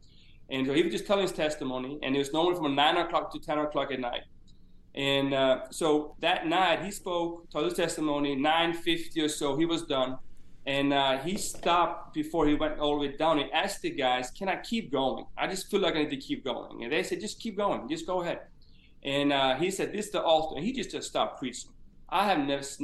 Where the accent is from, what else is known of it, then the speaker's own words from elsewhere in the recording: Eyrarbakki, Southern Region, Iceland; moved away as an adult; also born or lived in Huntsville, Alabama; I grew up actually in the town we're living in right now, in Eyrarbakki in Iceland, and as a small fishing village here in Iceland